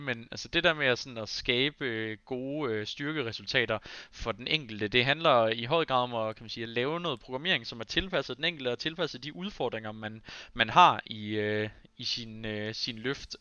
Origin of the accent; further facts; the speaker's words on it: Aarhus, Central Denmark Region, Denmark; jeg har alle dage boet i Aarhus